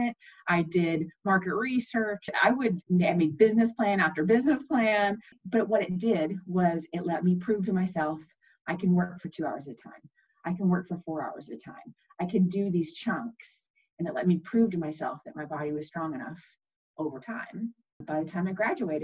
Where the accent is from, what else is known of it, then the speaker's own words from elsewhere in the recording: Texas, United States; I was born in Texas